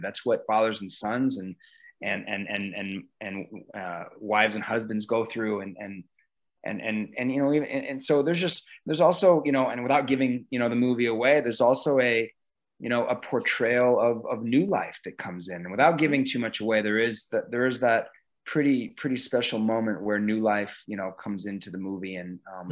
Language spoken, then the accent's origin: English; Omaha, Nebraska, United States; this place that I grew up and and just looking back, being able to shoot here in my hometown